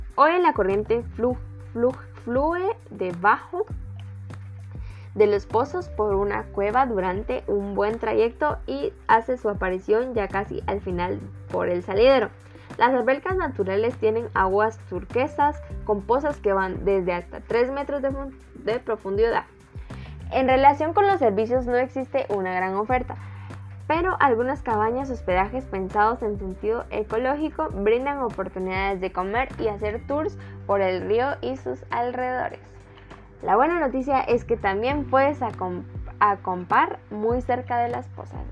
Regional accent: Guatemala; nuestro país

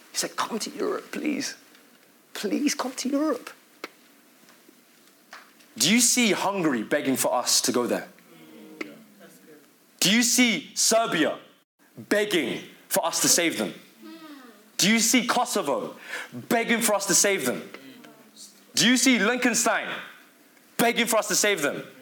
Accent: Philippines; accent: British; Because I know for me, my British accent is so strong, I start to say some words very British. Even my own nation in Philippines, they, they butcher me for saying it.

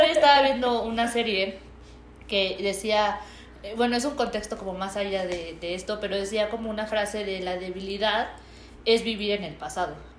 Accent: Mexico; los mexicanos somos muy eh, fiesteros

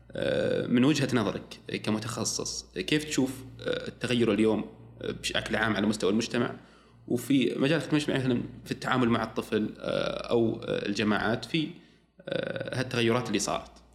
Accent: Saudi Arabia; عندنا في السعودية

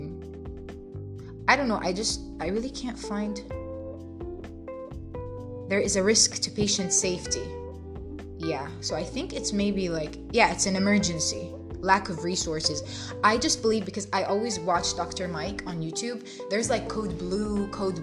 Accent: Jordan; English is a second language; moved away; I'm originally from Jordan

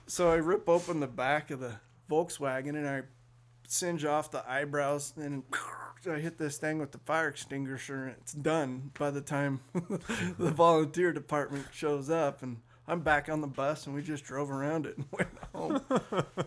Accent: Sacramento, California, United States; I was born in Sacramento

